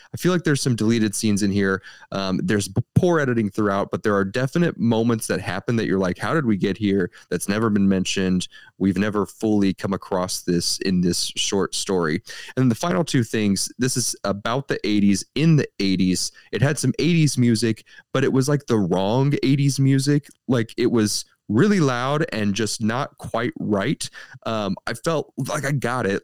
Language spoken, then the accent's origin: English; St. Louis, Missouri, United States; We're from the Saint Louis area. We're fifteen minutes away from downtown Saint Louis.